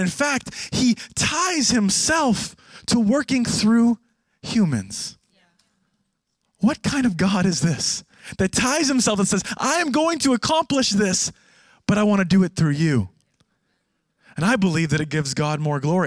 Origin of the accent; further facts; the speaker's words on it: Canada; now in Jerusalem, Israel; I am Canadian, not American